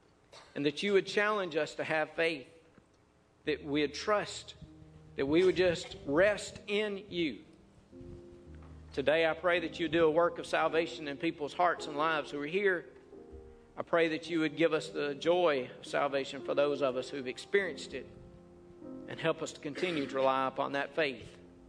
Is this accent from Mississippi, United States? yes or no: yes; Mississippi, United States; I grew up in North Mississippi. We had trees everywhere.